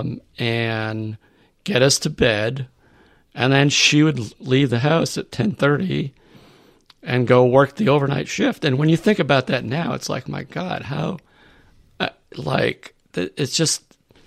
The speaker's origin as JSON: {"language": "English", "town": "South Dartmouth", "region": "Massachusetts", "country": "United States", "tie": "born or raised there", "also_born_or_lived": "New Bedford, Massachusetts", "moved": "yes", "said": "I grew up in South Dartmouth"}